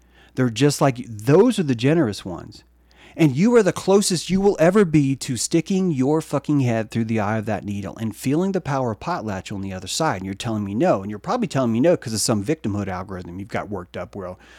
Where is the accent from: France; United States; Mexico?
France; even though I am from France, I am speaking for everyone all around the world